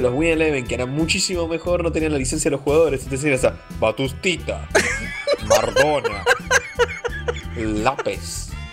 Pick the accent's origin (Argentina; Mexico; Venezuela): Argentina; yo soy de Argentina